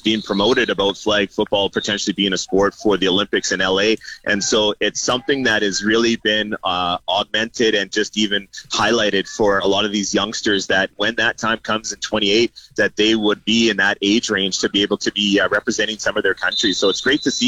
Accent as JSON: {"language": "English", "country": "Canada", "said": "Canadians in our country"}